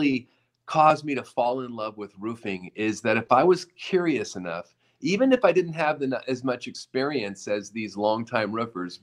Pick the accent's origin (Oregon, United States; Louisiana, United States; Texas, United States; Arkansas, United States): Oregon, United States; moved away; a younger kid growing up in Oregon in the mountains